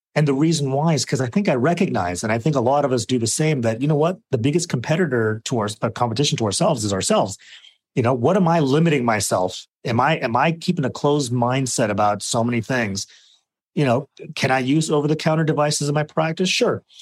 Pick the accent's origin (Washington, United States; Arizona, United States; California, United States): Arizona, United States; I grew up in Arizona